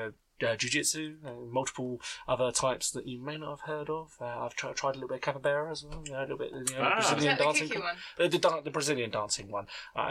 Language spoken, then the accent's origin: English; United Kingdom; No, I'm not American. I'm British. They have PhDs in England.